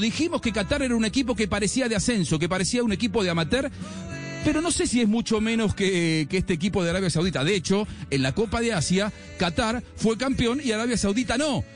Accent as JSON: {"language": "Spanish", "country": "Argentina", "said": "para hablarles como argentino"}